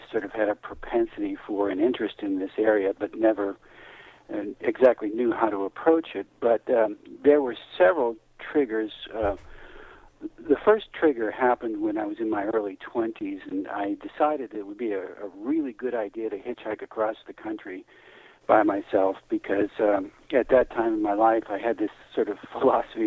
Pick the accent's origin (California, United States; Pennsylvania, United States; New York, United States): Pennsylvania, United States; Western; moved away; I was a kid from Western Pennsylvania